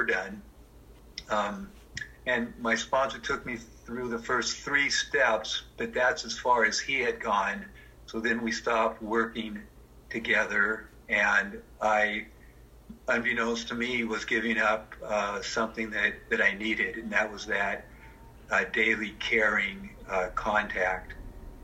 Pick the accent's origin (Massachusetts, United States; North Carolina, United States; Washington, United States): Washington, United States; Seattle; I'm actually sitting in the house that I grew up in Seattle